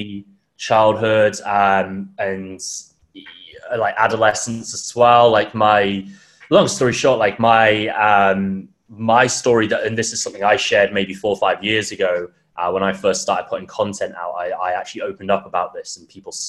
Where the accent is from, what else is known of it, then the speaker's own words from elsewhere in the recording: United Kingdom; moved away as an adult; also born or lived in Thailand / Bali; now in Melbourne, Australia; I'm from the UK, as most people probably tell from my accent. But I actually left about just under 3 years ago